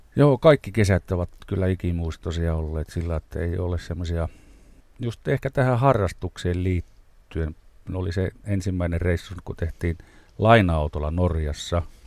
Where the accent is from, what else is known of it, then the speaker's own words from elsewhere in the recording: Rovaniemi, Lapland, Finland; Me olemme kumpikin Rovaniemeltä kotoisin.